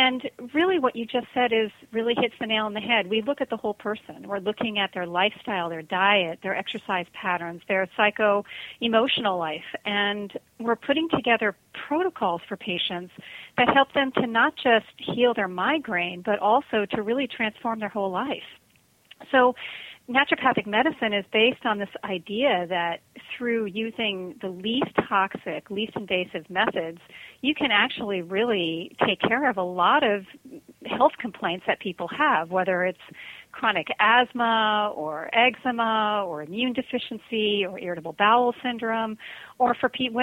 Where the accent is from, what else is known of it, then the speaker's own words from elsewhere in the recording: Connecticut, United States; moved away as an adult; also born or lived in New York City; now in Hawaii, United States; I'm actually from Connecticut